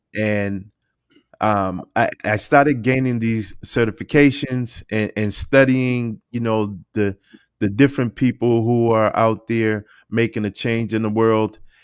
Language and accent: English; Boston, Massachusetts, United States; I grew up in Boston, Massachusetts. I was raised in Dorchester